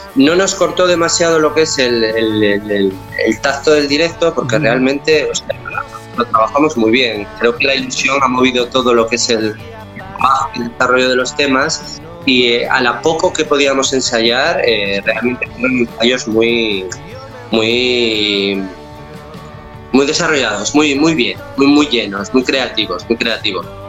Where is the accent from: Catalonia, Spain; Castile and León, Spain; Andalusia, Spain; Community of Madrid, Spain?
Castile and León, Spain; León; now in Barcelona, Spain; yo soy del norte de España, soy de León